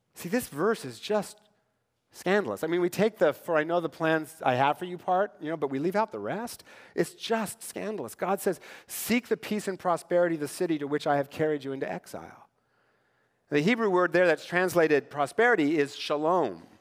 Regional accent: Tri-Cities, Washington, United States; Growing up in the Tri-Cities

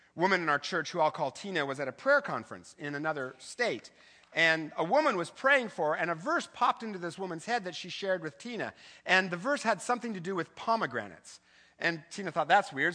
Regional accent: Eastern Washington, United States; I grew up in the Eastern Washington

